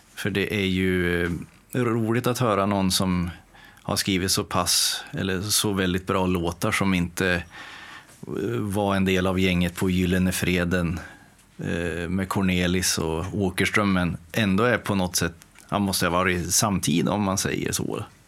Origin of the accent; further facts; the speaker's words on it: Timrå, Västernorrland County, Sweden; moved away as an adult; also born or lived in Motala; now in Gothenburg, Sweden; jag kommer ju från Timrå ursprungligen då och eh, bodde där och eh, verkade fram tills jag fyllde 20